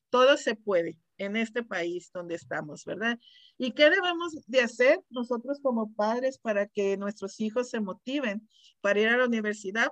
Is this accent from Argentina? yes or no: no; Mexicali, Baja California, Mexico; now in Desert Hot Springs, United States; De Mexicali, soy de Mexicali, Baja California, soy orgullosamente cachanilla